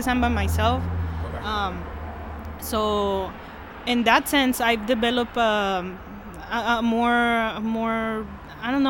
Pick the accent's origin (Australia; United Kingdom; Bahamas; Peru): Peru; now in United States; I'm from Peru